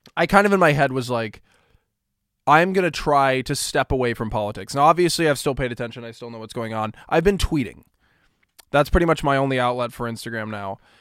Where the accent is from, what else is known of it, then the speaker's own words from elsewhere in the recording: Kansas, United States; Kansas, right? My home state